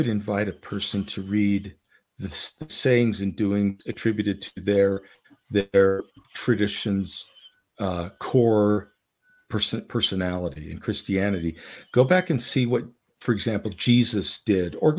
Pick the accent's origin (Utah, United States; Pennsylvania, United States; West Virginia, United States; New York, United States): Utah, United States; Orem; moved away as an adult; also born or lived in Salt Lake City, Utah / Tempe, Arizona / Sandy, Utah / Idaho; I grew up mostly in Orem, Utah, with a three-year hiatus in Tempe, Arizona